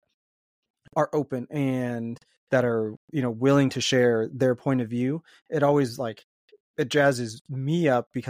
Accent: Maryland, United States; I grew up in Maryland

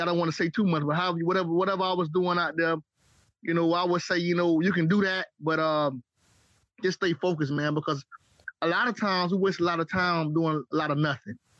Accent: St. Petersburg, Florida, United States; When I started growing my dreads in St. Pete, in St. Petersburg, Florida, the Bird, Trigger City, St. Creek, St. Pistol

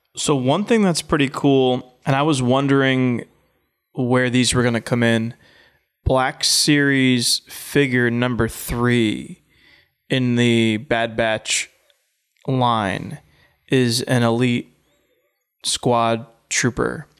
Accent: Orange County, New York, United States; upstate, Orange County

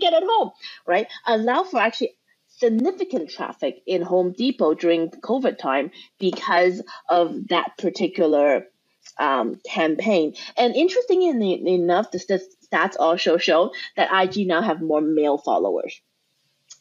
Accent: Canada; we are Canadian

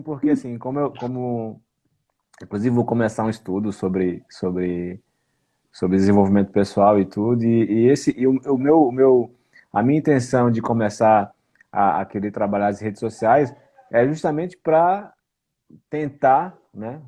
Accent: Brazil; now in Portugal; somos brasileiros

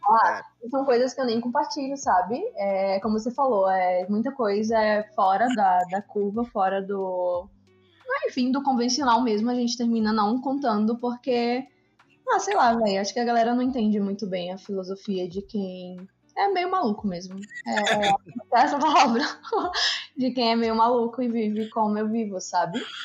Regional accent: Maceió, Alagoas, Brazil; moved away as an adult; also born or lived in Recife, Pernambuco / Rio de Janeiro; Eu sou de Alagoas, de Maceió

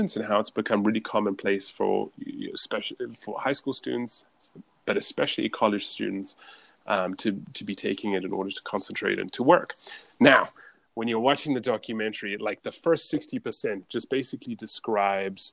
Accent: Scotland, United Kingdom; I was born in Scotland

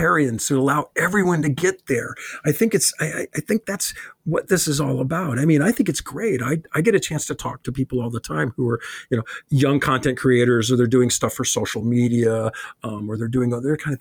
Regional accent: Chicago, Illinois, United States; when I grew up in Chicago

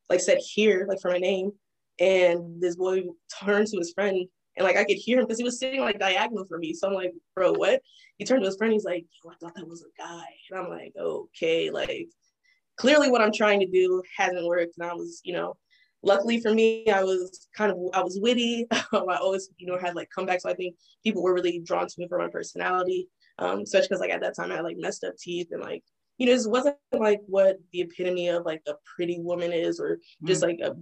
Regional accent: Fayetteville, North Carolina, United States; also born or lived in Texas / Maryland; I was born in Texas, but um, I'm from Fayetteville, North Carolina, because that's like where I lived the longest, like where the most most of my like formidable years were

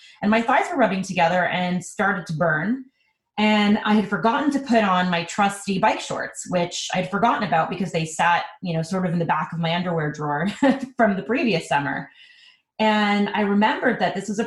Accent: Montreal, Quebec, Canada; now in Toronto, Canada; I am originally from Montreal, and I've actually been living in Toronto for the last 15 years

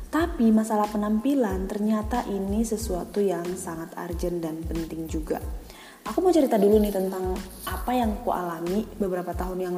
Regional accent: Medan, North Sumatra, Indonesia; now in Jakarta, Indonesia; selama aku di Jakarta kali ya jadi aku dari Medan

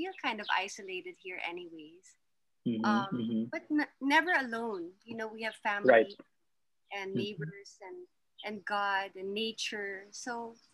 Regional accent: Manila, Metro Manila, Philippines; moved away as an adult; now in Bukidnon, Philippines; I'm from Manila

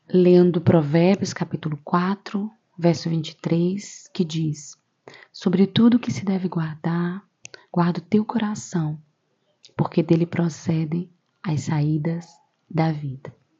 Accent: Camaragibe, Pernambuco, Brazil; sou de Pernambuco, de uma cidade chamada Camaragibe.

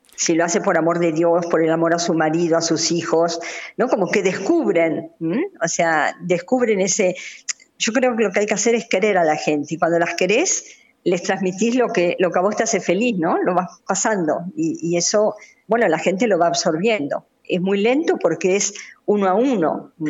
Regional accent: Argentina; moved away; also born or lived in Democratic Republic of the Congo

